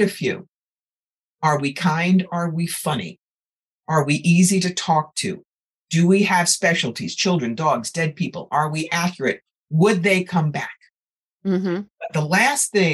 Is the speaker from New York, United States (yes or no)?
yes; New York, United States; I'm from New York.